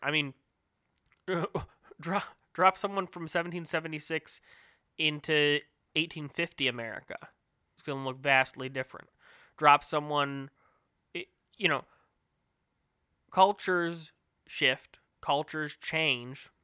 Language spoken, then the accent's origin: English; United States; as an American, especially living in the greatest planet on Earth, the U S